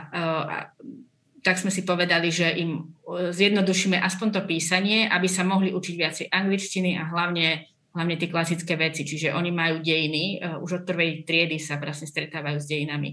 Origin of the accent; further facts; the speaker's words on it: Orava, Žilina Region, Slovakia; ja pochádzam z Oravy, hej, čiže tam je veľmi silné katolické zázemie